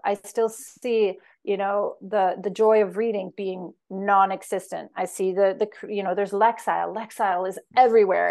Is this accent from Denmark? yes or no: yes; Denmark; moved away as an adult; also born or lived in United States; I was born in Denmark, and I spent twenty-four years in, in America